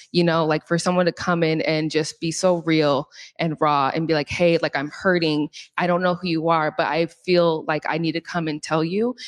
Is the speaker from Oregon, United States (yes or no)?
yes; Portland, Oregon, United States; now in Seattle, United States; I'm actually from Portland, Oregon